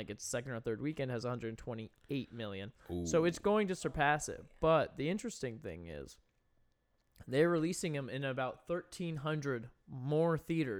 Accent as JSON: {"language": "English", "region": "New England", "country": "United States", "said": "I'm just from New England."}